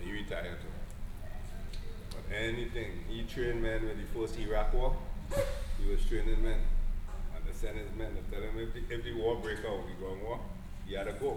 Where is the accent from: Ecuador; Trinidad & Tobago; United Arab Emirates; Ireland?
Trinidad & Tobago; moved away as an adult; now in Staten Island, United States; I'm from Trinidad.